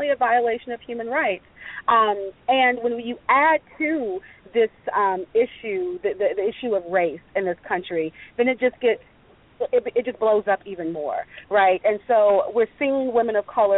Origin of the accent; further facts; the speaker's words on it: the South, United States; I'm born and raised in the South.